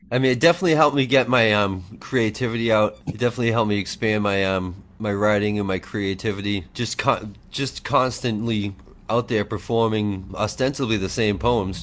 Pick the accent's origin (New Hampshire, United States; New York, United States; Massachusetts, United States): Massachusetts, United States; Boston; I'm from the Boston area